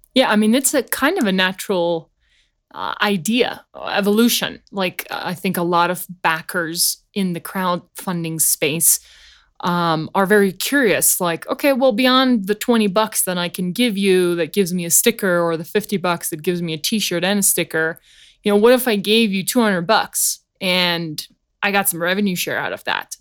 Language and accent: English; South Africa; now in United States; me being from South Africa